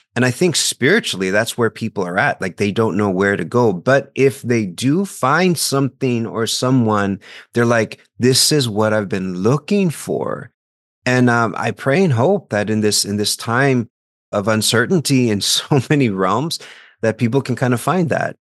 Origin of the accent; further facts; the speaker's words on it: South Texas, United States; moved away; I'm from South Texas